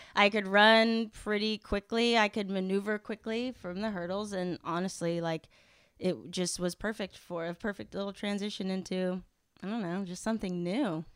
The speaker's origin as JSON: {"language": "English", "region": "Kansas", "country": "United States", "tie": "born or raised there", "moved": "as an adult", "lives_now": "Los Angeles, United States", "said": "growing up in Kansas."}